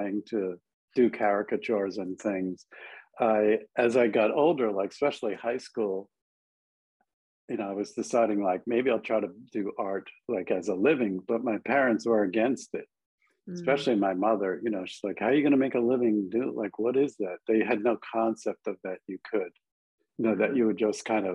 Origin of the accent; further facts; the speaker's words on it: Long Island, New York, United States; moved away as an adult; also born or lived in Buffalo, New York / Manhattan, New York; I grew up on Long Island